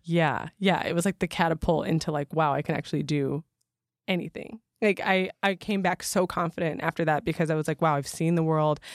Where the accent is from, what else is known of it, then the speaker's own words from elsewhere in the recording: Michigan, United States; moved away; I'm from Michigan, also feeling a little bit out of place there 'cause I'm not a Southern girl